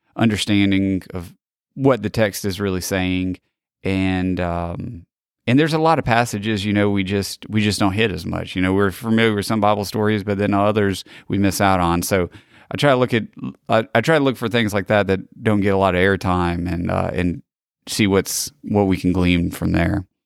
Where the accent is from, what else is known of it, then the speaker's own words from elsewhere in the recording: Gulf Coast, Pineville community, Mississippi, United States; I was born, uh, here on the Gulf Coast in, uh, nineteen eighty-three. So I grew up in, uh, Pineville community